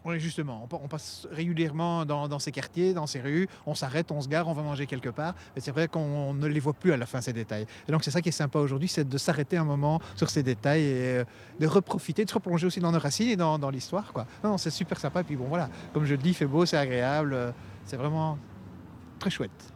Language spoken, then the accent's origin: French; Brussels, Brussels-Capital Region, Belgium; je suis bruxellois, donc je connais bien ma ville